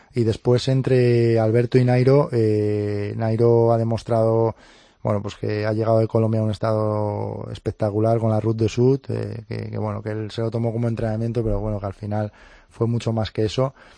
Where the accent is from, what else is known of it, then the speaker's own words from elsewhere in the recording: Cangas, Asturias, Spain; en mi cangas natal, en mi pueblo, allí en Asturias